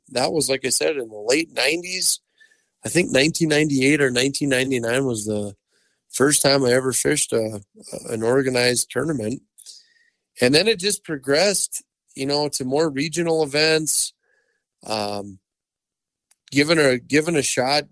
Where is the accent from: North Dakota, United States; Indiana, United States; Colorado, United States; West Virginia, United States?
North Dakota, United States; Dickinson; I was born and raised in Dickinson, North Dakota. So a Western North Dakota boy